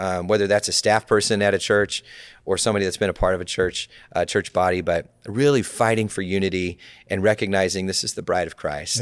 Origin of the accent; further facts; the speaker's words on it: California, United States; it's my home state